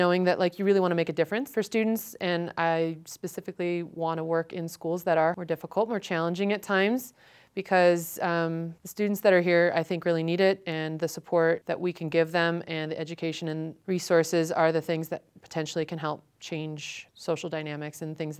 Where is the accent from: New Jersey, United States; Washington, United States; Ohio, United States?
Ohio, United States; I don't know how to speak Spanish. I've never heard Spanish in my life. And I came from Ohio.